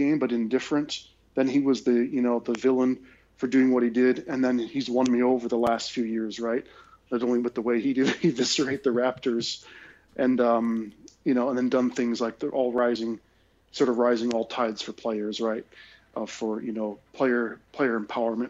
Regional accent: Wisconsin, United States; born or raised there; now in Australia

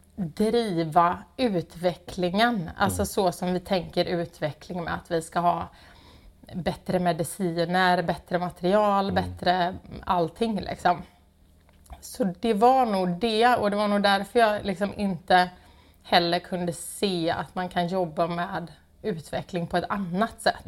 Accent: Gothenburg, Västra Götaland, Sweden; moved away; jag är från Göteborg Eh, har ehm, ja, inte alltid bott här men har kommit tillbaka

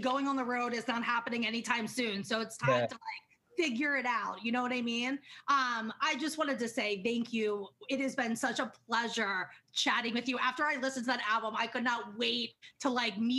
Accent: Baltimore, Maryland, United States; I grew up in Maryland, so Baltimore.

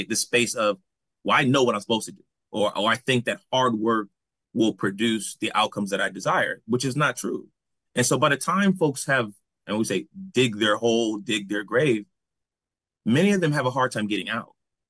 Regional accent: New Haven, Connecticut, United States; And so I just remember growing up in New Haven, and you would ask somebody, what does it mean to be Black?

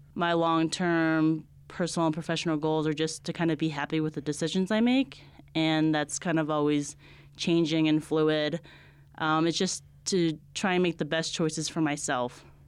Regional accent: New Jersey, United States; moved away as an adult; also born or lived in Delaware / Brooklyn; now in Albuquerque, United States; I'm from New Jersey. I grew up in a small town outside Giant Stadium, a small suburb right outside New York City

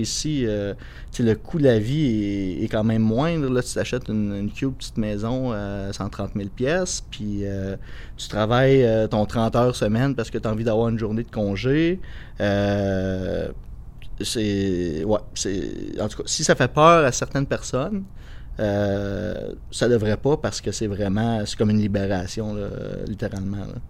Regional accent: Outaouais, Quebec, Canada; moved away as an adult; also born or lived in Magdalen Islands; now in Carleton-sur-Mer, Canada; je viens de l'Outaouais

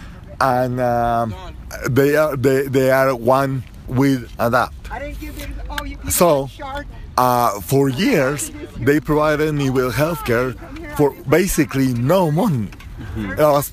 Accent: Guatemala; now in United States; I'm an immigrant. I came from Central America, and I acquired my green card

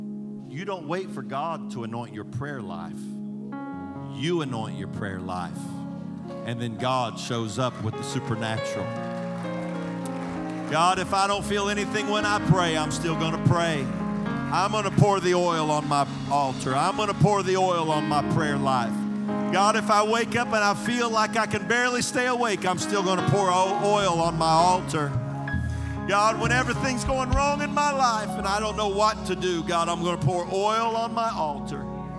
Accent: Indiana, United States; I grew up in Indiana, man, when snow's no big deal. We just grew up around it all the time.

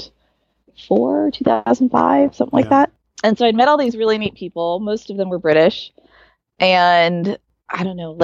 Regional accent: Silicon Valley, California, United States; also born or lived in Arizona / Del Mar, California; I grew up in the Silicon Valley

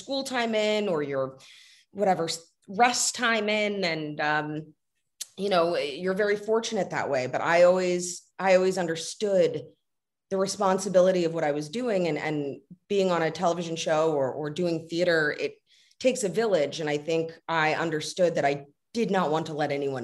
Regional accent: Los Angeles, California, United States; growing up in Los Angeles, you get sort of pegged as one thing

